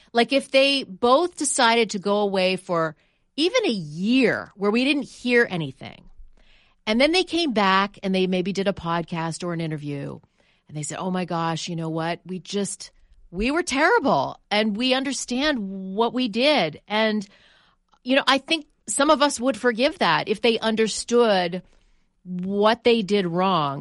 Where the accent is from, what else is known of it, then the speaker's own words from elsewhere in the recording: Canada; moved away; I'm from Canada